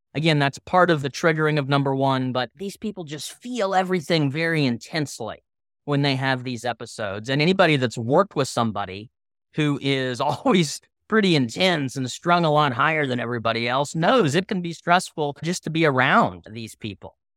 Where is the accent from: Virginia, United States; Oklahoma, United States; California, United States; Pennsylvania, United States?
Oklahoma, United States; Tulsa; I'm from Tulsa, Oklahoma